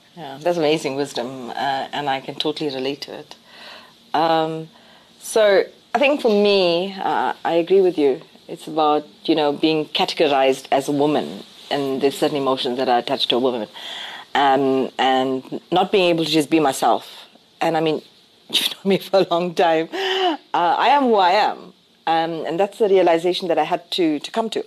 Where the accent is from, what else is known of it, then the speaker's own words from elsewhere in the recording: South Africa; I define myself as South African